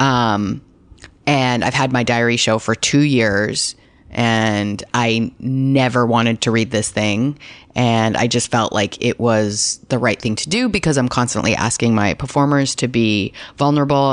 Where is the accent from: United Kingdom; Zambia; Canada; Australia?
Canada; accent: Canadian; now in Los Angeles, United States